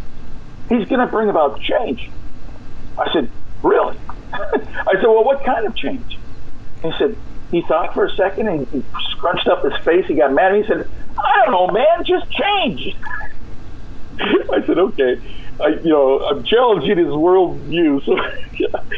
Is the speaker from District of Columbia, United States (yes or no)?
no; California, United States; moved away as an adult; I'm from California. I don't live there now